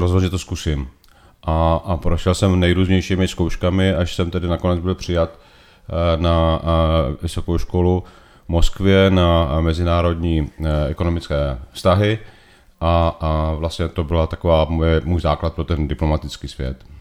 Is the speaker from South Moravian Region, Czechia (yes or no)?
yes; Znojmo, South Moravian Region, Czechia; moved away as an adult; also born or lived in Mexico / Brussels / Italy / Beijing; Znojmo je moje rodné město. Vyrůstal jsem v Ramoticích, do Znojma jsem chodil na gymnázium